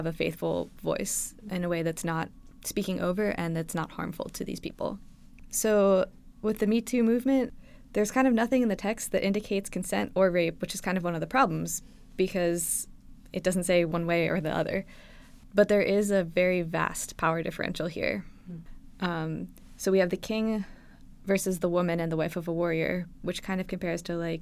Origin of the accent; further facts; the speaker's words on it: South Central Pennsylvania, United States; moved away; I am originally from South Central Pennsylvania, a little town that doesn't actually exist called Edders.